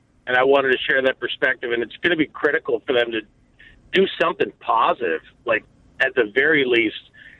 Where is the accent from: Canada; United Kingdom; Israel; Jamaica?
Canada; now in Lake Forest, United States; I'm a Canadian. I grew up watching the Blue Jays and the Tigers